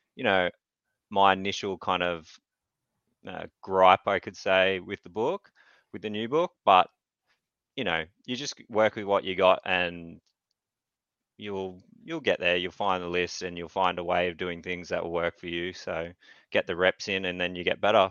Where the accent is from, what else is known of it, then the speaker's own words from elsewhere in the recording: Newcastle, New South Wales, Australia; I'm from Newcastle, Australia